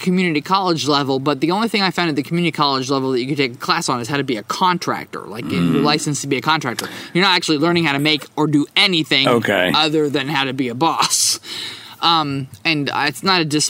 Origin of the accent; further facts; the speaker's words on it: New Jersey, United States; the town that I grew up in New Jersey